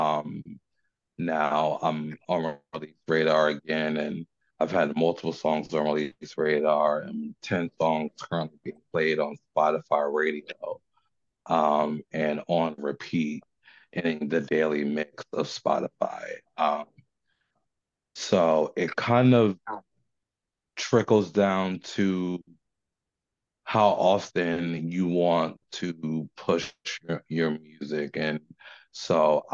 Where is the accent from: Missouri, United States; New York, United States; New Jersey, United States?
New Jersey, United States; now in Richmond, United States; Living down here in Richmond, even though I'm from New Jersey